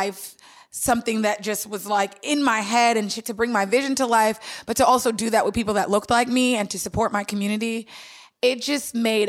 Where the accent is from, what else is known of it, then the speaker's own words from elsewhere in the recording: Long Island, New York, United States; also born or lived in Washington, D.C.; And I'm from New York originally. I grew up in Long Island. So my family's still here in Brooklyn.